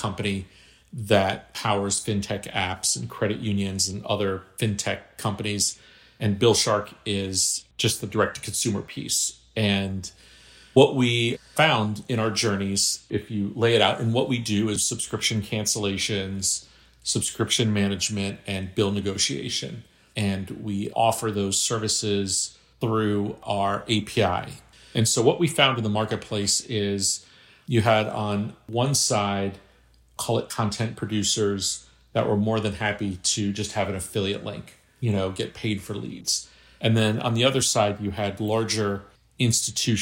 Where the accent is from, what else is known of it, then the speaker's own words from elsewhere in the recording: Miami, Florida, United States; I grew up in Miami